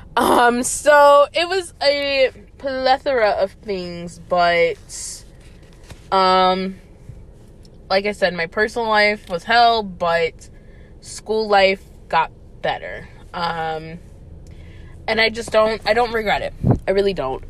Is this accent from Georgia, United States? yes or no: yes; Atlanta, Georgia, United States; I grew up right outside of Atlanta um pretty much my whole life.